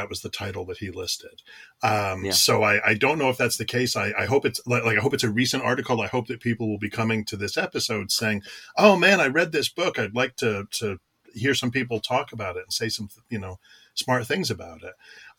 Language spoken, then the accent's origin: English; United States; also born or lived in upstate New York; because I'm an American